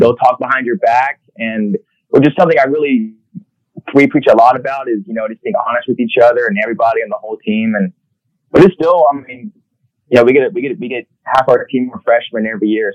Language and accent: English; Houston, Texas, United States; I grew up in the Houston area